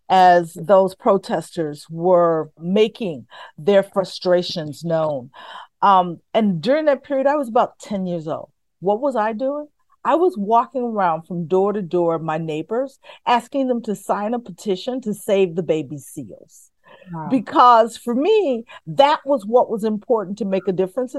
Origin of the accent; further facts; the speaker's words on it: Chicago, Illinois, United States; I grew up in inner city Chicago in a neighborhood that many would consider tough on Chicago's west side, the Lawndale community